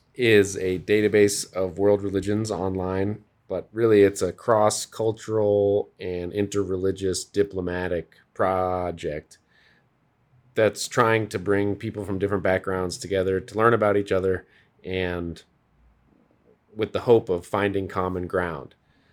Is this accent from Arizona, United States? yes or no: no; Colorado, United States; also born or lived in Scotland / France; So I was born in Scotland, then we went to France, and then I got to Colorado at 6 months old.